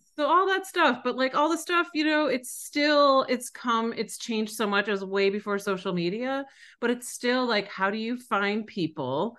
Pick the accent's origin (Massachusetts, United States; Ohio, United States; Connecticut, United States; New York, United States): New York, United States; Buffalo; moved away; also born or lived in Colorado; I grew up in Buffalo, New York, Western New York